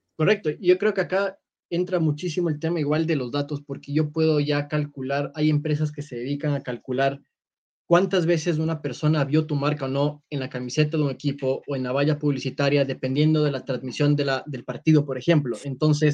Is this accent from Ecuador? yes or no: yes; Ecuador